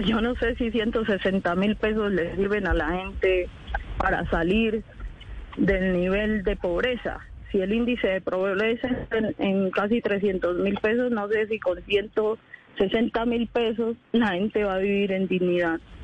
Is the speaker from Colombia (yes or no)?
yes; Colombia; yo como colombiana, como una mujer empobrecida de este país